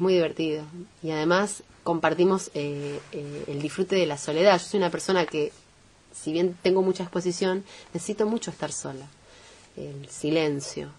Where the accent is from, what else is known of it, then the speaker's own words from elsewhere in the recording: Montevideo, Uruguay; now in Argentina; esencialmente provengo del Cerro de Montevideo